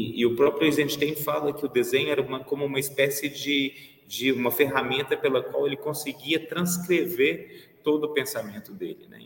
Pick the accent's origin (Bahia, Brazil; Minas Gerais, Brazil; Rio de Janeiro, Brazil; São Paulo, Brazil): Minas Gerais, Brazil; Belo Horizonte; moved away; also born or lived in Vienna / France; nasci em Belo Horizonte em 1982